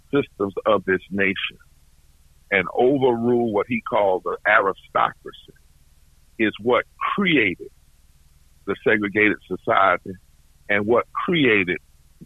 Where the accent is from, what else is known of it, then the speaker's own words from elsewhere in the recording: the South, United States; I'm from the South